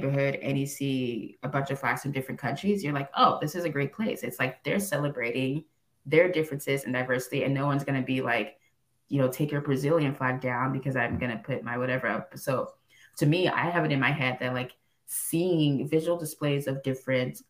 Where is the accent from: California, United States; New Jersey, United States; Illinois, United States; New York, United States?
California, United States; Los Angeles; also born or lived in Cameroon; I grew up in Los Angeles